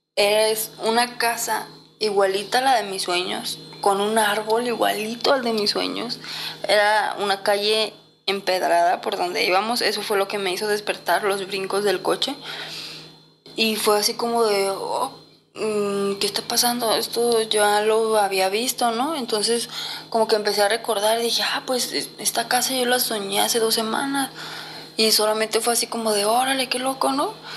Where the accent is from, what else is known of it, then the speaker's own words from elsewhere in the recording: Guadalajara, Jalisco, Mexico; Yo soy de Guadalajara y nos fuimos hacia el pueblo de Tecomán, en Colima